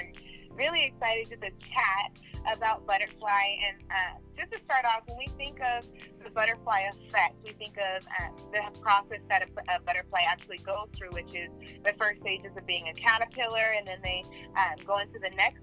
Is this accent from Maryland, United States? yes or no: no; Oakland, California, United States; moved away as an adult; also born or lived in Brentwood; when I got out of high school and I graduated, I moved to Brentwood and from Oakland